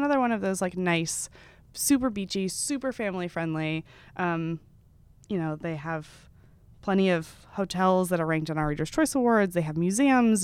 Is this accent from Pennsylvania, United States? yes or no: no; Texas, United States; now in New York, United States; I grew up in Texas